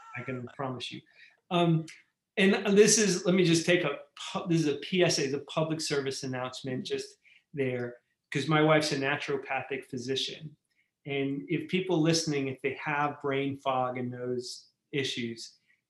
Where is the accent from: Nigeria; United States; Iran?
United States; New York; now in Arizona, United States; I'm from New York and all of those damp basements that I was in as a kid